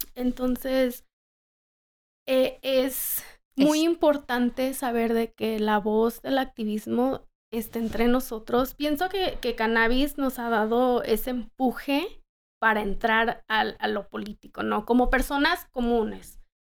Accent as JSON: {"language": "Spanish", "town": "Los Angeles", "region": "California", "country": "United States", "also_born_or_lived": "Colorado", "said": "regresar a Los Ángeles y desarrollar pues de donde soy"}